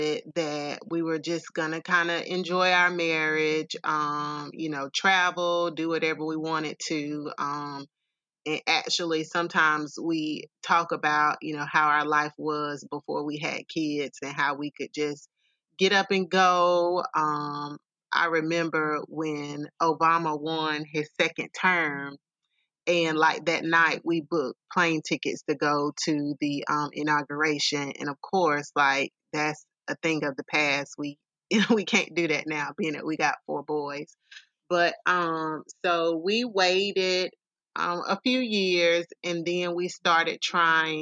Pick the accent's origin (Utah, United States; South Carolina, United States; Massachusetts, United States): South Carolina, United States; Simpsonville; moved away as an adult; now in Columbia, United States; I am originally from the upstate Simpsonville, Greenville area.